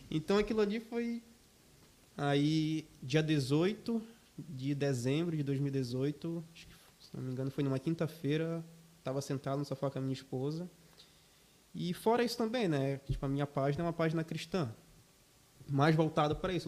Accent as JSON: {"language": "Portuguese", "town": "São Miguel do Guamá", "region": "Pará", "country": "Brazil", "moved": "yes", "lives_now": "Joinville, Brazil", "said": "São Miguel do Guamá, município de Belém do Pará."}